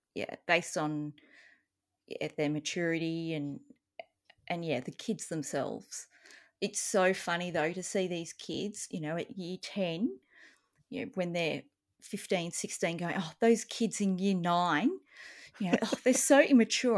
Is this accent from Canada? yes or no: no; Australia; as an Australian